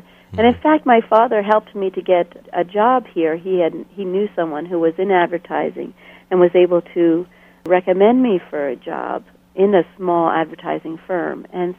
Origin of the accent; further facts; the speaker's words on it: Bolivia; I had almost done so much of my growing up in Bolivia, you know, mm-hmm. far away.